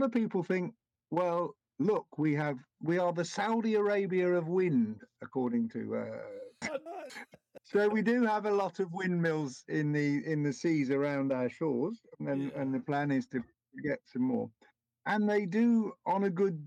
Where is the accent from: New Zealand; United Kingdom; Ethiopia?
United Kingdom